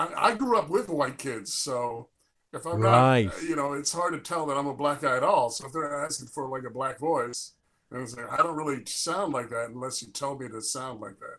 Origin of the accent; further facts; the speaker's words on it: Chicago, Illinois, United States; I'm from Chicago